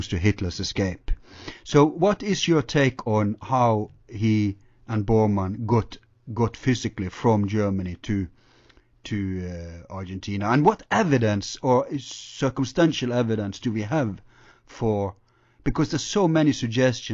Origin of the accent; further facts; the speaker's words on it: Norway; I'm from Norway